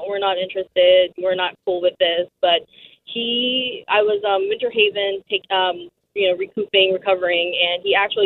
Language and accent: English; Philippines; moved away as an adult; now in United States; I've been in the States now for 4.5 years